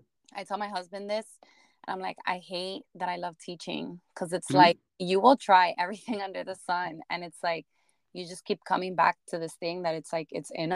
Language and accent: English; Miami, Florida, United States; I grew up in Miami, so everybody just spoke Spanish.